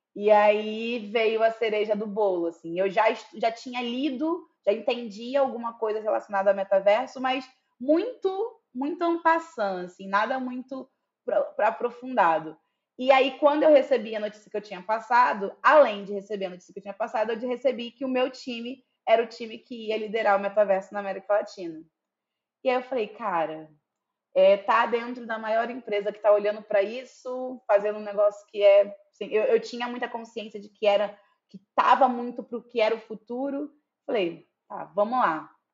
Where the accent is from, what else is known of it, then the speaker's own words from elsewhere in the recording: Duque de Caxias, Rio de Janeiro, Brazil; now in São Paulo, Brazil; embora eu moro em São Paulo hoje em dia, eu sou natural, natural do Rio, natural de Duque de Caxias, Baixada Fluminense do Rio de Janeiro